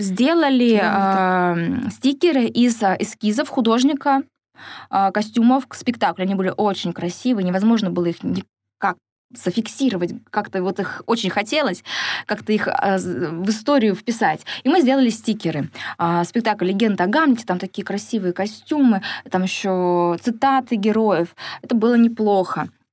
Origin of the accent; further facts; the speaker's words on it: Siberia, Russia; now in Surgut, Russia; Сибирячка, провинциалка